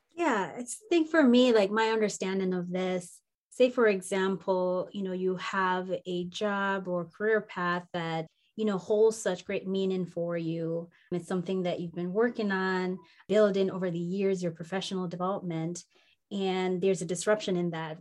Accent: Jamaica; moved away as an adult; also born or lived in Minnesota; where I grew up in, the warm mountains of Jamaica

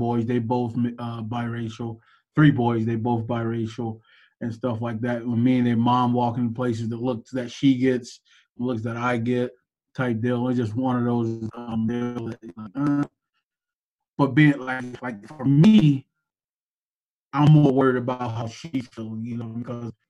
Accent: Florida, United States; I'm from Florida

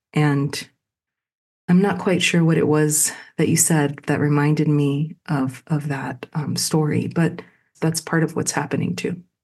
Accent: Chicago, Illinois, United States; my hometown, Chicago

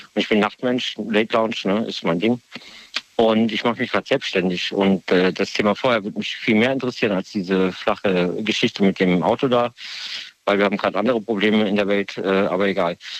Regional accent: Mannheim, Baden-Württemberg, Germany; moved away as an adult; also born or lived in Weinheim / Viernheim; now in Trier, Germany; ich komme aus der Kurpfalz, 35 Jahre Mannheim, Gilberg, Fürnheim, Weinheim

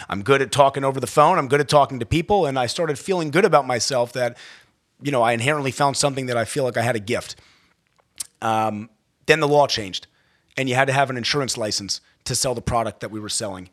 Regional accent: Baltimore County, Maryland, United States; I grew up in Baltimore County, uh, Maryland

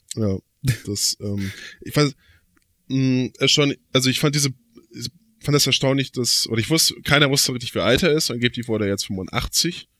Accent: Flensburg, Schleswig-Holstein, Germany; als gebürtiger Flensburger

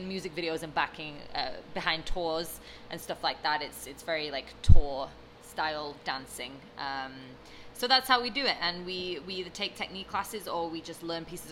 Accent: London, United Kingdom; born or raised there; moved away as an adult; now in Los Angeles, United States

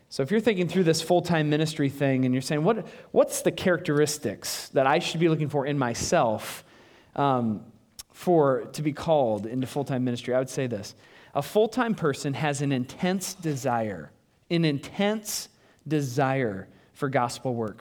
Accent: United States; also born or lived in Des Moines, Iowa; I'm white. I'm an American

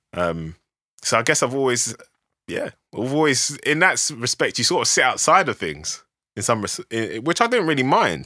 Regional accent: London, United Kingdom; I grew up in South London

